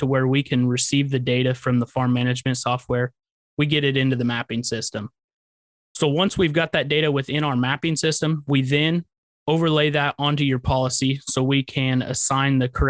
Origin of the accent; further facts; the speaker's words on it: Central Illinois, United States; I am from Central Illinois, born and raised